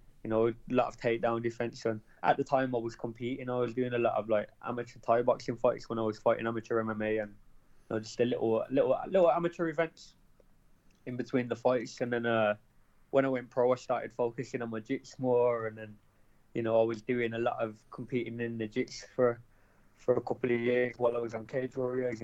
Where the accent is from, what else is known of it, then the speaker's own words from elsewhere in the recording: Birmingham, West Midlands, United Kingdom; in Birmingham, my hometown